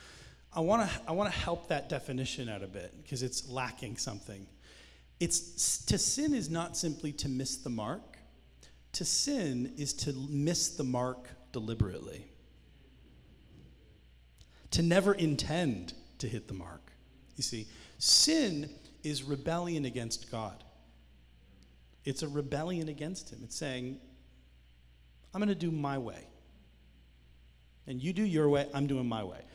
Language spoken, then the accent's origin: English; Canada; now in United States; I'm Canadian